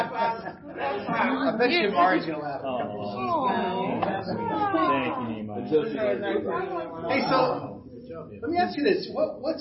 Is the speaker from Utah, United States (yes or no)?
no; New Jersey, United States; now in Burlington, United States; I grew up in North Jersey.